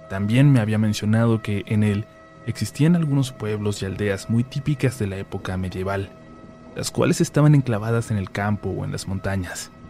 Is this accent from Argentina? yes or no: no; Mexico; also born or lived in Budapest, Hungary; Soy mexicano, pero por mi trabajo como consultor he tenido la fortuna de viajar por muchas partes del mundo. Y también de haber vivido en varios países. Uno de estos fue Hungría, en el cual estuve por poco más de un año en el 2016.